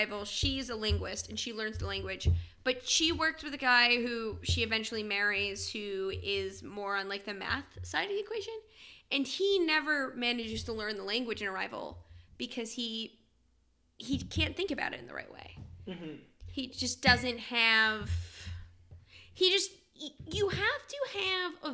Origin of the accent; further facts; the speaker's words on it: Maine, United States; now in Quebec, Canada; we are both from Maine